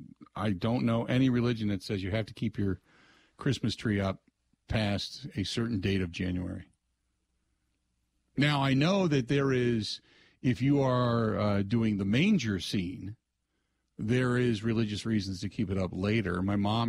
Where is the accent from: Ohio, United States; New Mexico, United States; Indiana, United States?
Ohio, United States; Cincinnati; when I grew up in Ohio, same thing in Cincinnati, we grew up in a township